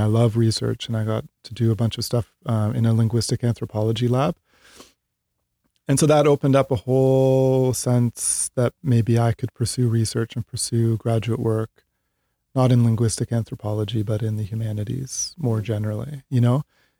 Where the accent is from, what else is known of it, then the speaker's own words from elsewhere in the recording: Ontario, Canada; Growing up in Canada, a few hours outside of Toronto.